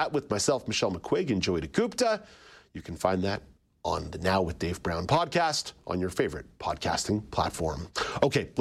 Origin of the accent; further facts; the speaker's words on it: Montreal, Quebec, Canada; Growing up in Montreal